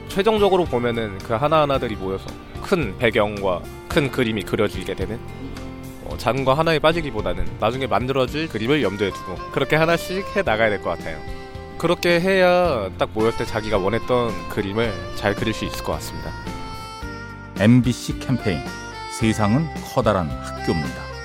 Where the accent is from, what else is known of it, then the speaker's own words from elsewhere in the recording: Gwangju, South Korea; now in Seoul, South Korea; 제가 고향이 광주인데 영화에 대한 꿈을 가지고 상경을 하게 됐어요.